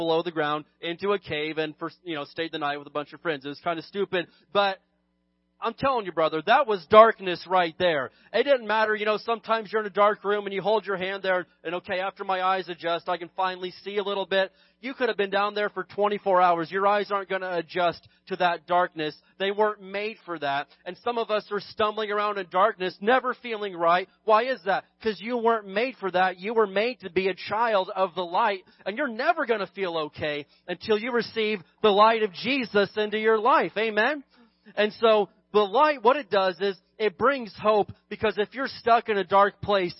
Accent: United States; being an American

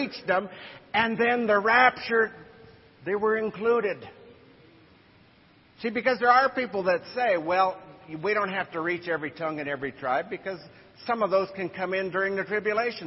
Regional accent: United States; as American missionaries

